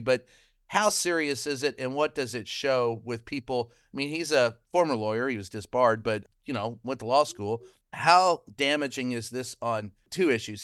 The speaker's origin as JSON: {"language": "English", "region": "the South", "country": "United States", "tie": "born or raised there", "said": "born and raised in the South"}